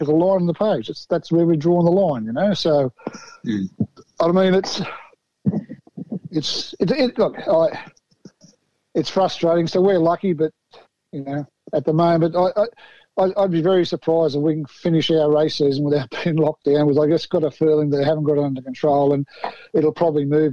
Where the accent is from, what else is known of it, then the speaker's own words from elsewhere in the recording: Newcastle, New South Wales, Australia; Oh, I'm actually from Newcastle, mate.